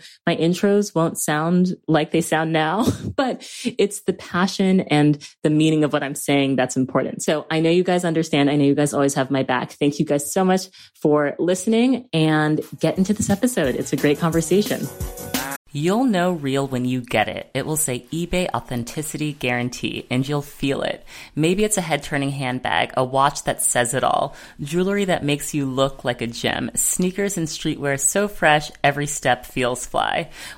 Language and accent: English; Australia; I'm the Australian version of you.